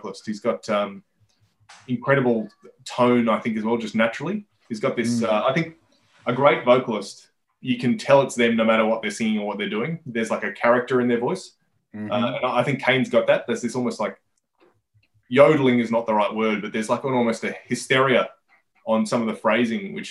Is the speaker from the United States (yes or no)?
no; Sydney, New South Wales, Australia; We weren't necessarily a Sydney band